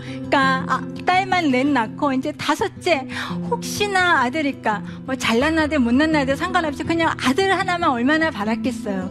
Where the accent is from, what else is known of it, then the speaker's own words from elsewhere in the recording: South Korea; moved away as an adult; now in United States; 저는 한국 사람이었다가 미국 사람이 됐고